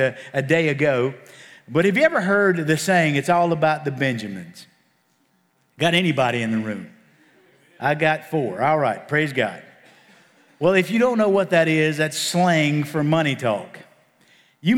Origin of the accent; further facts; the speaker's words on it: Appalachian Mountains, Virginia, United States; I'm from the Appalachian Mountains in Virginia